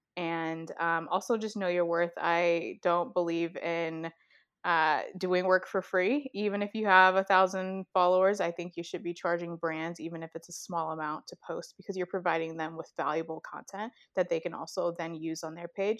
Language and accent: English; Chicago, Illinois, United States; born or raised there